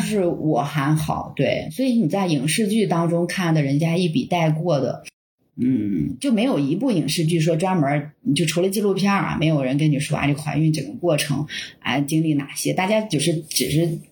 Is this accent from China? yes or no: yes; northern China, China; 我是从小生活在北方